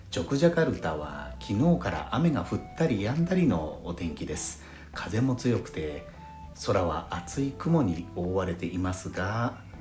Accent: Hamadori, Fukushima, Japan; accent: Fukushima Hamadori dialect; 私の出身地、福島県浜通り地方の方言

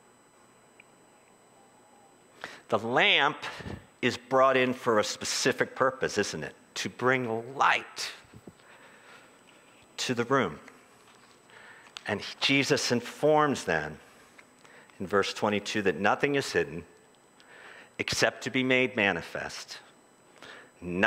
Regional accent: United States; as an American evangelical

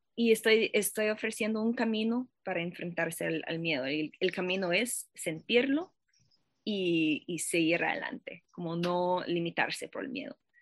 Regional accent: Boston, Massachusetts, United States; Spanish is a second language; moved away as an adult; also born or lived in Paris, France; now in Costa Rica; yo nací y crecí a Boston, en los Estados Unidos

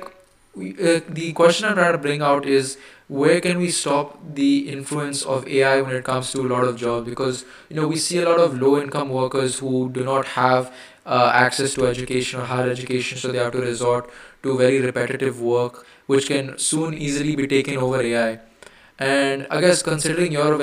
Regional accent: India; I'm Indian. Yes, I am Indian. In the human definition, I am Indian

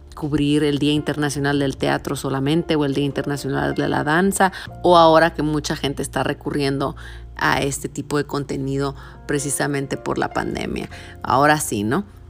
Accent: Tijuana, Baja California, Mexico; nací y crecí en Tijuana

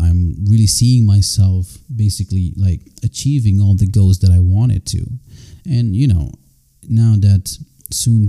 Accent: Senegal; moved away; also born or lived in Gambia; I was born in the Gambia, I was raised in Senegal

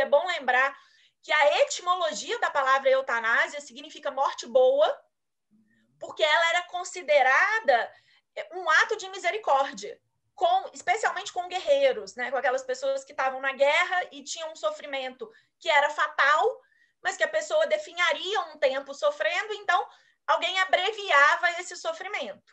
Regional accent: Brazil; como brasileira

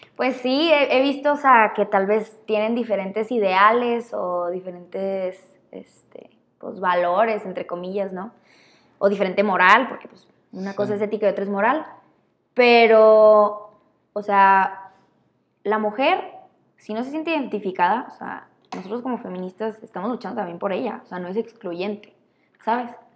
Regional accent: Chihuahua, Mexico; crecimos aquí en México, en Chihuahua

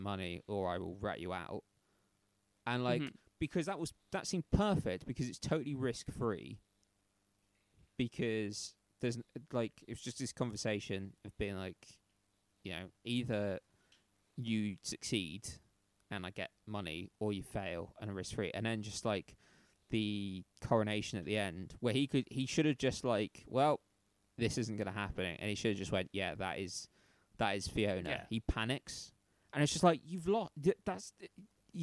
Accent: United Kingdom; we're both British

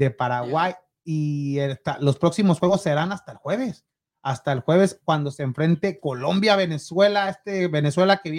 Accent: Jalisco, Mexico; ¿Cómo que del sur? yo soy, no, del Pacífico. Ay, qué ole. Del occidente

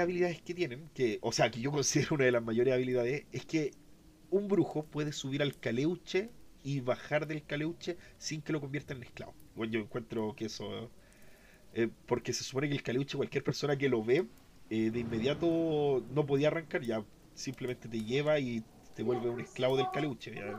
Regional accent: Chile; Nosotros somos de Chile

